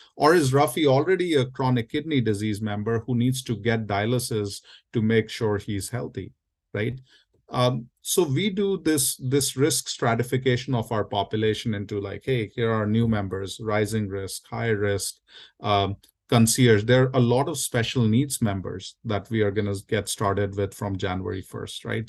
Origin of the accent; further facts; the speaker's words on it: India; now in United States; I was born and raised in India. I'm a first generation immigrant here in the U S